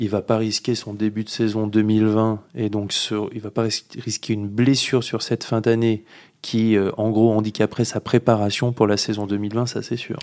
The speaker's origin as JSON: {"language": "French", "country": "France", "said": "on est français"}